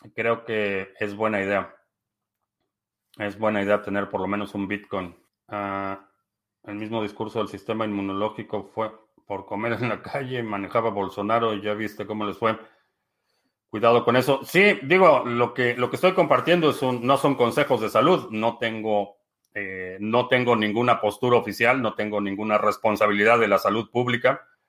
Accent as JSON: {"language": "Spanish", "region": "Mexico City", "country": "Mexico", "tie": "born or raised there", "moved": "yes", "lives_now": "United States", "said": "crecí en la ciudad de, en la ciudad de México, básicamente crecí en México"}